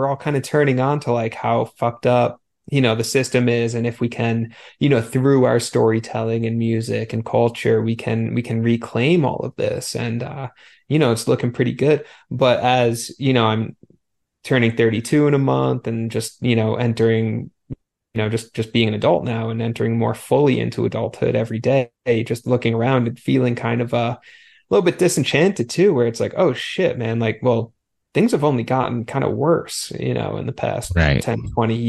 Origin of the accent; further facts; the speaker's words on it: Long Island, New York, United States; white dude, grew up in the suburbs, Long Island